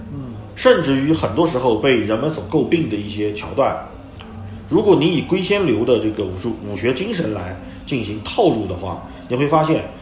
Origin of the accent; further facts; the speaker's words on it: China; 我们中国人